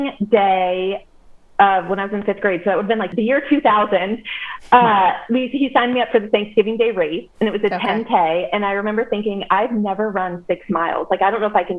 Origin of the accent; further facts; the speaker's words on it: Indian Hill, Ohio, United States; So I grew up in Cincinnati. I grew up in Indian Hill. I lived there my entire life